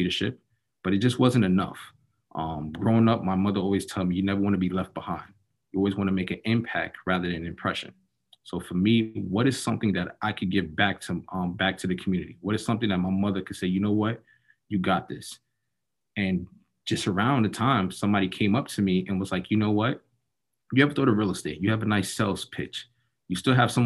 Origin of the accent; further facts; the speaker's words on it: New York City, New York, United States; now in Orlando, United States; I'm currently in Orlando, Florida, born and raised in Harlem, New York.